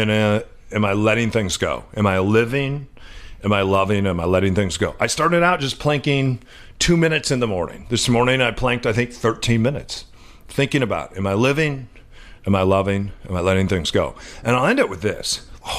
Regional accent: Midwest, United States; now in Seattle, United States; which is where I played when I was growing up in the Midwest

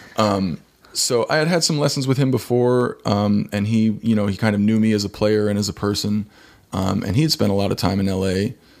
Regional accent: Kansas City, Missouri, United States; moved away as an adult; now in Los Angeles, United States; I'm from Kansas City

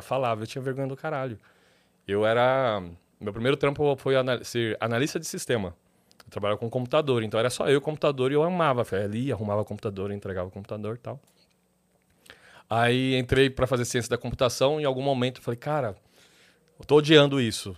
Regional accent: São Paulo, Brazil; also born or lived in Tatuapé; eu sou da ZL, morador da ZL

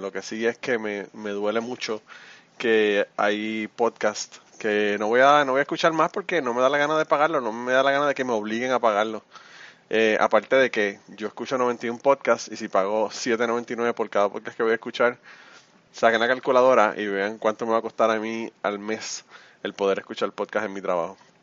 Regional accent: Puerto Rico; somos los boricuas

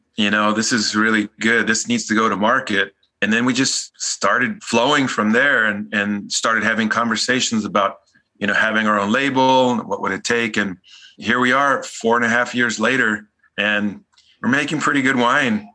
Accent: Los Angeles, California, United States; I grew up in Los Angeles.

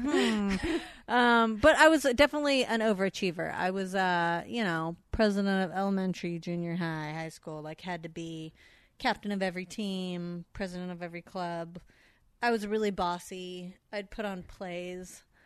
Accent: San Fernando Valley, California, United States; accent: Valley girl; growing up in the Valley, we have, uh, festival competitions

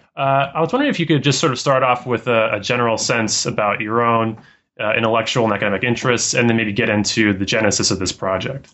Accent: Colorado, United States; growing up in Colorado

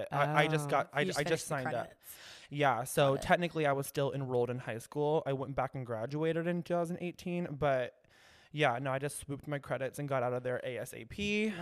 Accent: Kansas City, Missouri, United States; also born or lived in Pleasant Hill, Missouri / Midwest; I am from Kansas City, Missouri, kind of all over the Midwest

